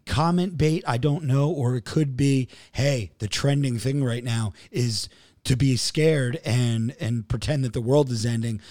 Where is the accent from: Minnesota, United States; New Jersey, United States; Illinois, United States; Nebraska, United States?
New Jersey, United States; I'm from Jersey